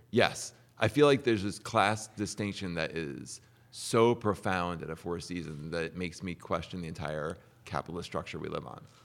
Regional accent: New Jersey, United States; I'm from New Jersey

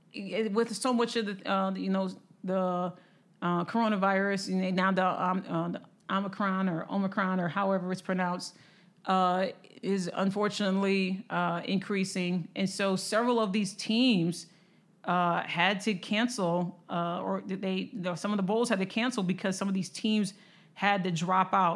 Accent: Michigan, United States; now in Texas, United States; I'm originally from Michigan

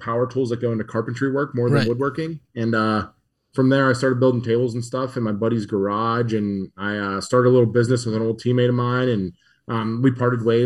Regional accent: Murrysville, Pennsylvania, United States; I grew up in Murrysville, which is about 20 minutes outside the city

